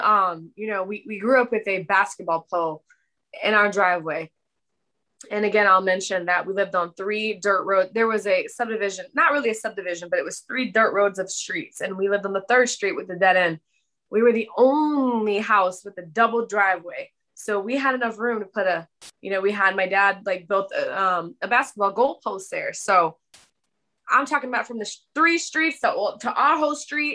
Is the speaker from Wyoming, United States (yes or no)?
no; Brownstown, Michigan, United States; born and raised in Brownstown, Michigan. That's south of Detroit, a very rural side of town